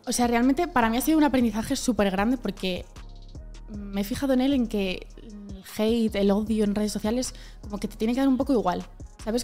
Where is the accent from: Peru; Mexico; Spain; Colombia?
Spain; Community of Madrid; somos de Madrid, de las afueras, perdón, de Madrid